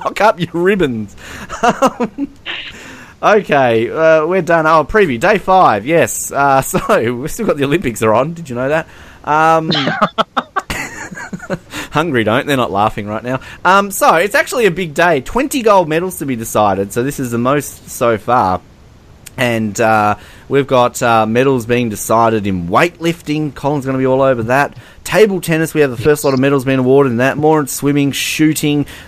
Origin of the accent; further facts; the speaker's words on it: Australia; They hear my accent. Oh, where are you from? And I'm like, Australia.